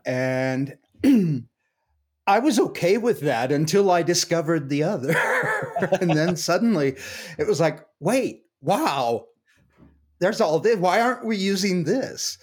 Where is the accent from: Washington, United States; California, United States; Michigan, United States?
Washington, United States; now in Cañon City, United States; I'm from Washington State and grew up in a kind of generic American family